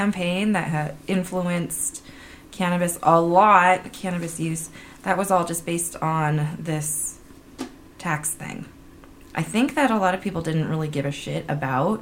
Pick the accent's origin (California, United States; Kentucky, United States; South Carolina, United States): California, United States; San Francisco; I'm from California. I'm California grown.